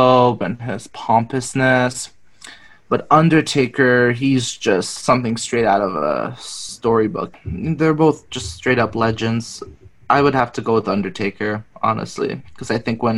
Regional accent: Richmond Hill, Ontario, Canada; where I grew up in Toronto in a suburb called Richmond Hill

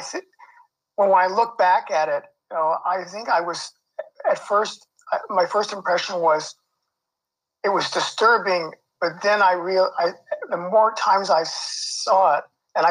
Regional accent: Los Angeles, California, United States; moved away as an adult; also born or lived in Pasadena, California / Toronto, Canada; now in Canada; I grew up around Pico and Crenshaw in Los Angeles

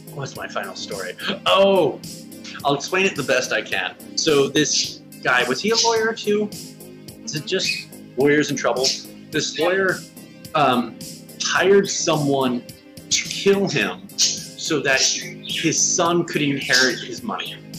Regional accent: United States; I am an American

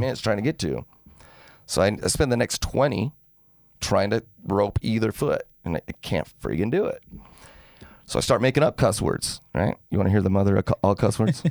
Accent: Salt Lake City, Utah, United States; now in St. George, United States; I grew up in Salt Lake, moved down here in oh five.

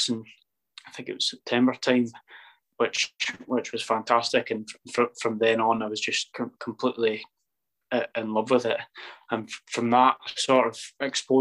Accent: Edinburgh, Scotland, United Kingdom; I was born in Edinburgh. I lived in Edinburgh all my life.

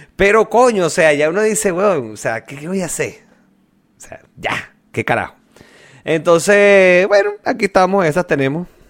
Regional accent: Venezuela

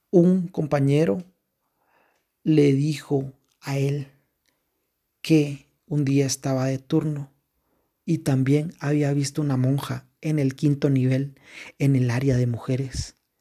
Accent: Quetzaltenango, Guatemala; nosotros somos de Shela, Quetzaltenango, Guatemala

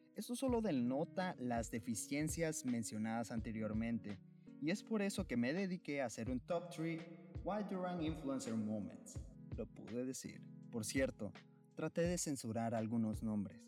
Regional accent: Honduras; en mi tierra querida

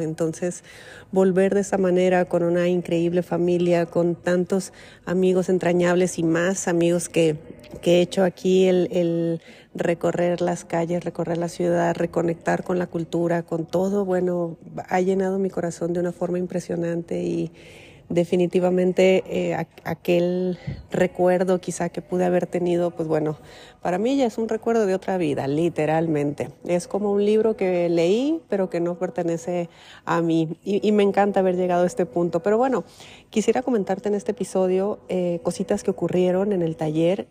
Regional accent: Mexico; moved away; vengo de México

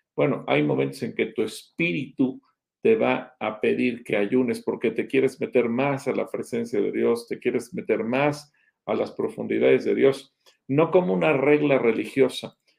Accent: Mexico; aunque seguimos siendo mexicanos hoy

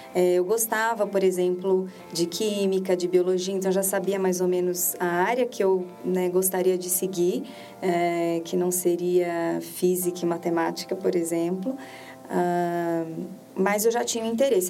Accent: Ourinhos, São Paulo, Brazil; born or raised there; moved away as an adult

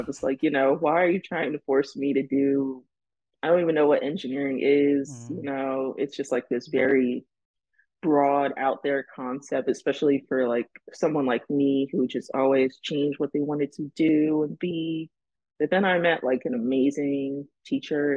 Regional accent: Long Branch, New Jersey, United States; moved away as an adult; also born or lived in Delaware; now in California, United States; I'm from Long Branch, New Jersey

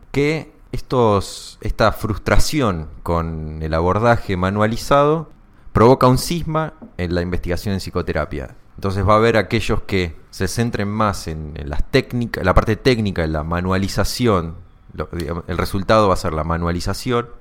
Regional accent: Argentina; somos psicólogos argentinos y tomamos mate

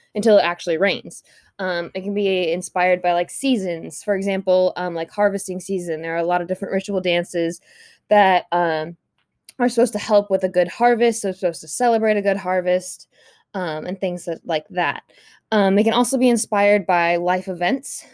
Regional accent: United States; as a white woman growing up in the United States

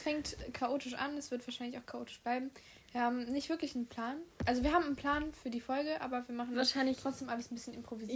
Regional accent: Solingen, North Rhine-Westphalia, Germany; Solingen, Deutschland. Ich habe nichts anderes. Ich bin hauptsächlich nur deutsch.

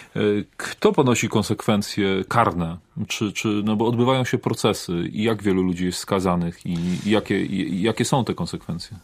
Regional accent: Poznań, Greater Poland, Poland; sam jestem poznaniakiem, e, rodem

